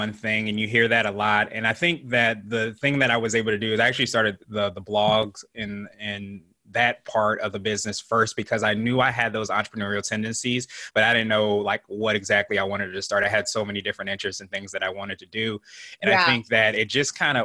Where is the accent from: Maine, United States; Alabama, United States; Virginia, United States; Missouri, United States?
Virginia, United States; also born or lived in Wichita, Kansas / Las Vegas, Nevada; I actually am not your typical military kid because I've been in Virginia for most of my life since I was about 5 or 6.